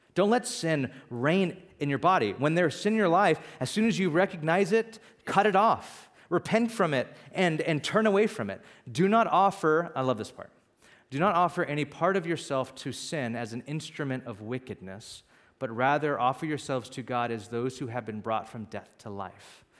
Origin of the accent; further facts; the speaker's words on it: Bakersfield, California, United States; also born or lived in Santa Barbara, California; now in San Francisco, United States; I was born and raised in Bakersfield, California, which is the valley